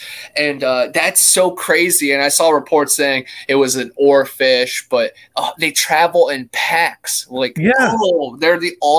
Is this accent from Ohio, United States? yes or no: yes; Cleveland, Ohio, United States; I grew up on Cleveland, right on Lake Erie.